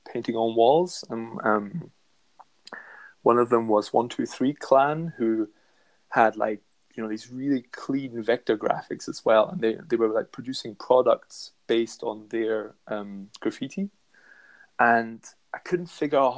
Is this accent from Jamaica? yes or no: no; Scotland, United Kingdom; now in Germany; I didn't speak German until I was about seven. I've always counted myself as Scottish, although now I've lived most more of my life in Germany than I have in Scotland.